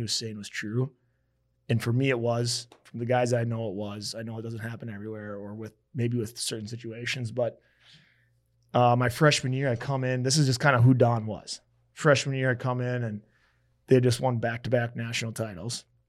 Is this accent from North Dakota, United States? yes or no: yes; Fargo, North Dakota, United States; moved away; also born or lived in Grand Forks / Lincoln; So I'm from Fargo. I transferred to Grand Forks.